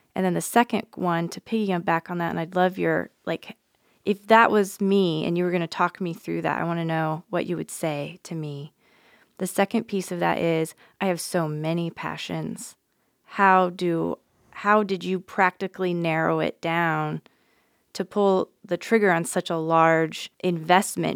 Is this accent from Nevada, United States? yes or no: yes; Nevada, United States; now in Nebraska, United States; I'm from Nevada originally.